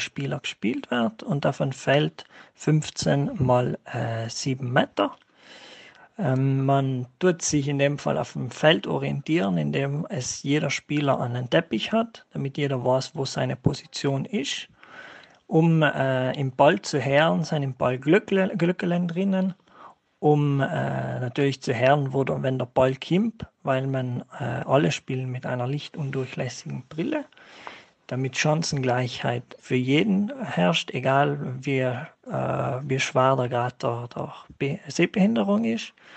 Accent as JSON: {"language": "German", "town": "Völs am Schlern", "region": "Trentino-Alto Adige", "country": "Italy", "said": "komme aus Völs"}